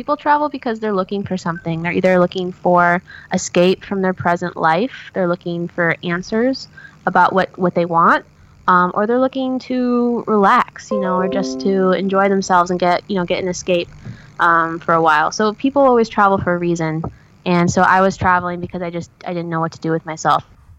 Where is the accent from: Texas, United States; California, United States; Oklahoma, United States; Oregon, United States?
Oregon, United States; I'm originally from Oregon. And we got hit really hard by the recession in the area that I was living at the time.